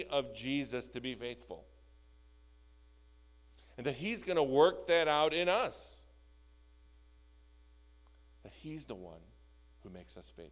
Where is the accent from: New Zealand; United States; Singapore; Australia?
United States; Skokie, Illinois; I grew up in the North Shore in Skokie